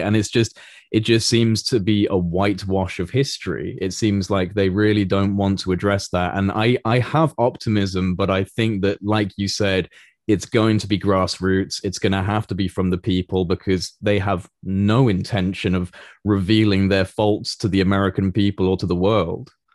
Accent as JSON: {"language": "English", "country": "United Kingdom", "said": "speaking as a, as a British, uh, citizen"}